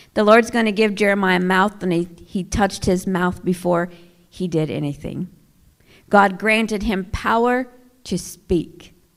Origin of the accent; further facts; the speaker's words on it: Oklahoma, United States; moved away as an adult; now in Flint, United States; I'm from Oklahoma originally. I'm an Oklahoma girl.